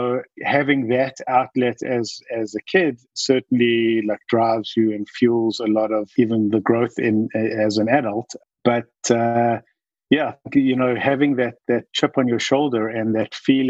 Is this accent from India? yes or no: no; Johannesburg, Gauteng, South Africa; moved away as an adult; now in United States; I grew up in South Africa. I grew up in Johannesburg.